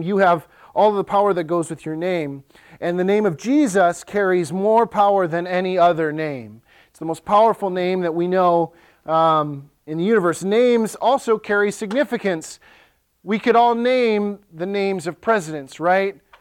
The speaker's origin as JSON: {"language": "English", "town": "Ellsworth", "country": "United States", "tie": "born or raised there", "said": "So there's one high school in Ellsworth, my hometown"}